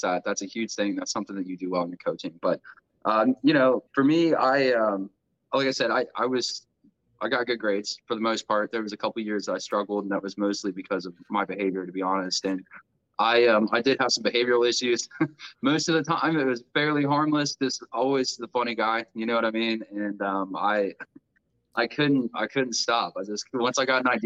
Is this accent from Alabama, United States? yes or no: no; Grove City, Ohio, United States; also born or lived in Circleville, Ohio; I grew up in mostly in Grove City, Ohio, where I'm currently living now